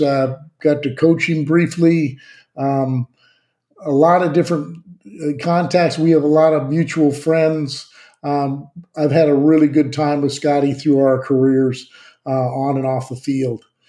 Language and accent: English; Southern California, United States; I'm from Southern California